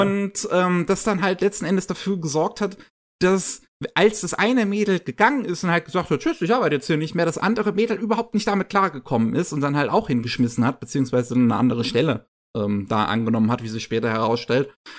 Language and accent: German; Germany; bei uns in Deutschland